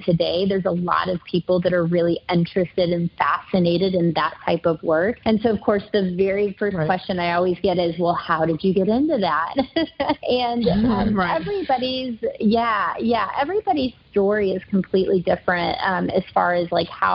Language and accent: English; Kansas City, Missouri, United States; moved away as an adult; now in Dallas, United States; I'm from Kansas City, Missouri, born and raised, lived there my entire life, including college